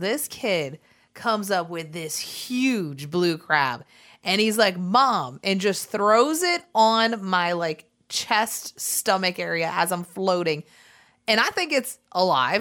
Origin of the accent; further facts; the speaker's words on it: South Florida, United States; We're from South Florida